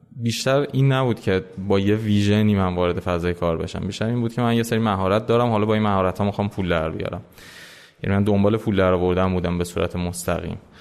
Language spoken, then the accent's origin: Persian; Tehran, Tehran Province, Iran; من متولد تهرانم ولی پدر مادرم یعنی دو نسل قبلی ما متولد عراق بودم و قبل از اون البته ایرانی الاصل هستیم سال 1362 تهران به دنیا اومدم اکثر اوقات عمرم رو در واقع توی ایران سفری کردم سفرهایی داشتم ولی میشه گفت در کل من ایران زندگی کردم